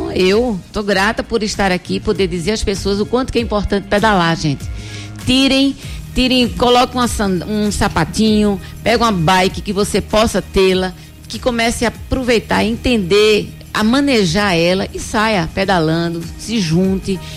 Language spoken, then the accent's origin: Portuguese; Recife, Pernambuco, Brazil; Sou de Recife, nasci em Recife. Mas assim, fui criada muito em fazenda e tudo mais.